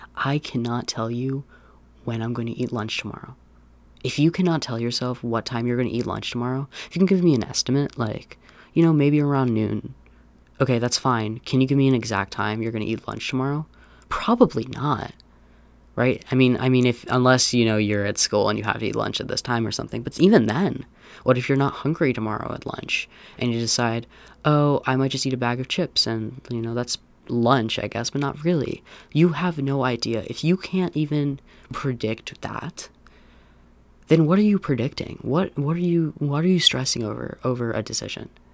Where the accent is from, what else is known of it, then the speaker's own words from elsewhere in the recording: Pennsylvania, United States; moved away; I'm from Pennsylvania